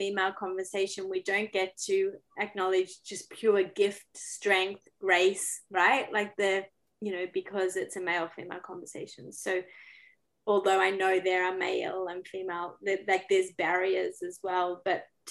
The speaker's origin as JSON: {"language": "English", "country": "Australia", "moved": "as an adult", "lives_now": "Canada", "said": "I'm Australian"}